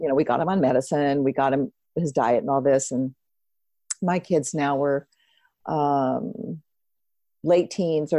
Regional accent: Seattle, Washington, United States; moved away as an adult; I grew up in Seattle.

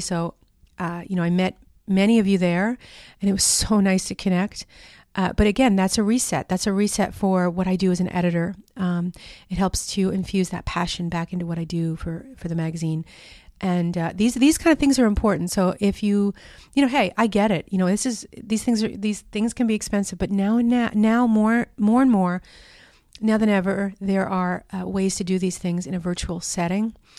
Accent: New York, United States; moved away; I'm from New York. You know, that's where I'm from originally

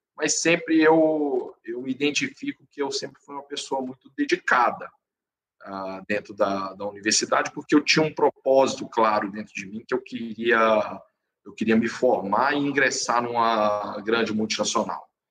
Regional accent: interior of Minas Gerais, Brazil; eu sou natural do interior de Minas Gerais

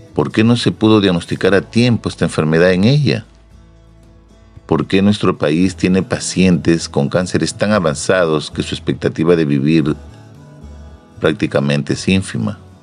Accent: Peru

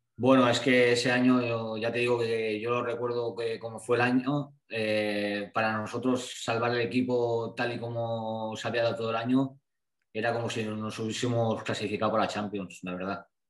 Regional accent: Blanes, Catalonia, Spain; moved away as an adult; also born or lived in Santander; yo soy de Blanes

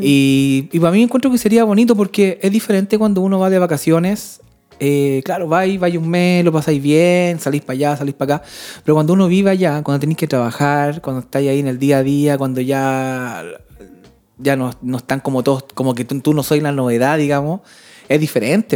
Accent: Chile; moved away as an adult; now in Sweden; mis amigos de toda la infancia o mis amigos de toda la vida están en Chile

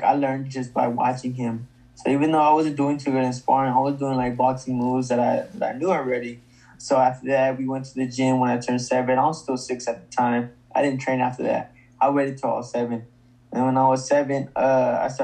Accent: Stockton, California, United States; my hometown, Stockton, California

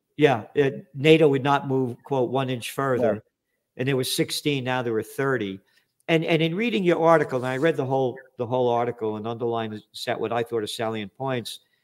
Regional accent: New York City, New York, United States; also born or lived in Yonkers; I grew up in the Bronx. You know, we we social climbed to Yonkers

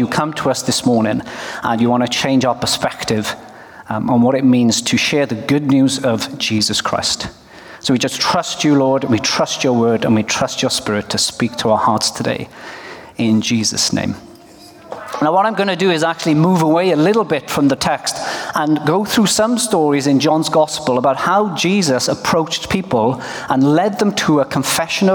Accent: Wales, United Kingdom; now in Norway; I come from Wales, but I live in Norway.

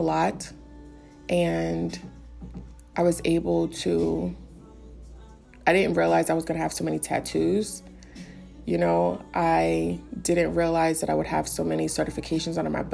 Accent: New York City, New York, United States; I'm from the Bronx.

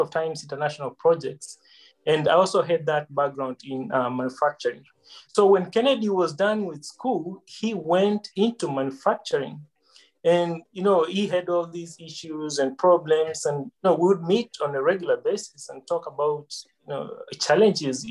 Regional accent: Kenya; now in Atlanta, United States; growing up in Kenya

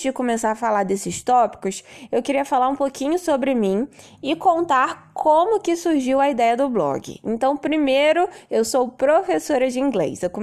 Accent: Rio de Janeiro, Brazil; now in Nova Friburgo, Brazil; Eu era do Rio, né? Sou do Rio, mas me mudei para Nova Friburgo por conta de qualidade de vida, buscando mais calma, mais natureza. Então hoje eu moro em Nova Friburgo

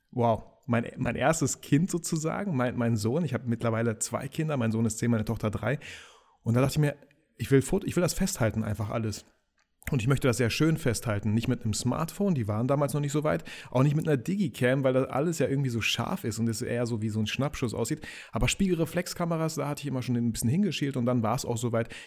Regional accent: Kazakhstan; also born or lived in Russia; now in Germany; Wir haben uns Double Nation genannt, weil ich komme irgendwie so ursprünglich aus Kasachstan, aus Russland, der Kollege aus Polen

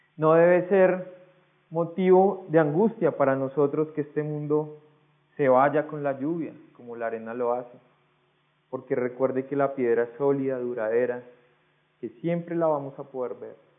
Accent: Colombia; Usted y yo somos colombianos

